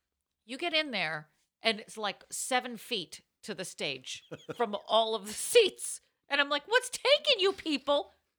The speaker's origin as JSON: {"language": "English", "region": "Utah", "country": "United States", "said": "I'm from Utah and I can't feel my feet."}